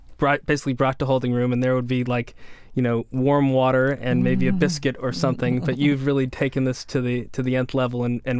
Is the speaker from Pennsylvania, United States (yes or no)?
no; near Wellesley, Massachusetts, United States; also from nearby my hometown, another state chef from Wellesley, Massachusetts